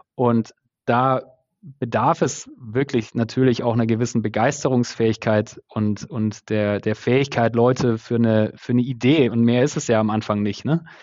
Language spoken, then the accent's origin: German; Stuttgart area, Baden-Württemberg, Germany; moved away as an adult; now in Berlin, Germany; aus dem Stuttgarter Raum, wo ich herkomme